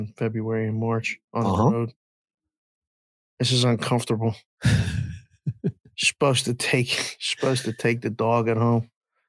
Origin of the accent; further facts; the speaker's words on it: Pittsburgh, Pennsylvania, United States; I'm from Pittsburgh. It's nighttime in Pittsburgh behind me